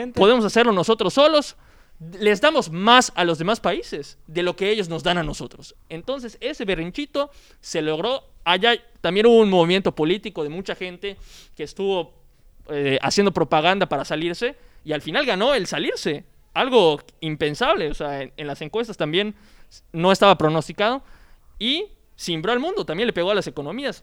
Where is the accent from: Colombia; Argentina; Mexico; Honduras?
Mexico